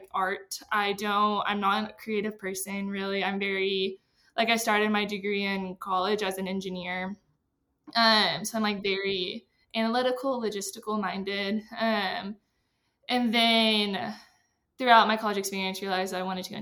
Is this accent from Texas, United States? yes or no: yes; Texas, United States; moved away as an adult; now in Denver, United States; I'm from Texas